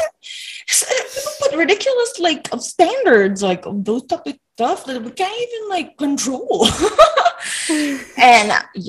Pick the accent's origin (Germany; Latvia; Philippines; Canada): Philippines; also born or lived in Macau; now in United States; especially as a Filipino, as an Asian